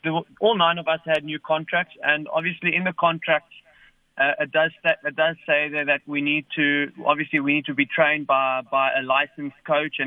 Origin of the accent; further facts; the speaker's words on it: Cape Town, Western Cape, South Africa; moved away; I was born here from Cape Town, so my family's here